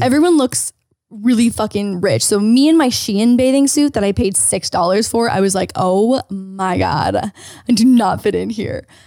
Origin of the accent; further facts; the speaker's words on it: Canada; now in United States; I'm Canadian